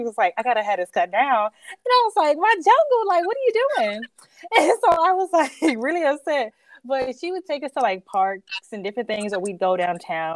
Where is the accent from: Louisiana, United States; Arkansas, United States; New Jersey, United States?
Arkansas, United States; Hot Springs; moved away as an adult; now in Columbus, Ohio, United States; I'm from Arkansas, from the South. And so I'm originally from Hot Springs, Arkansas